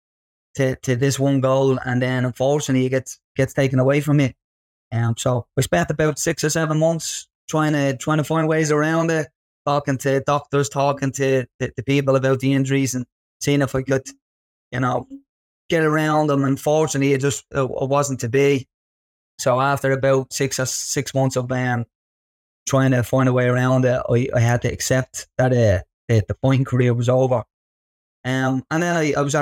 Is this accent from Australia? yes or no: no; Dublin, Leinster, Ireland; growing up in Ballymun.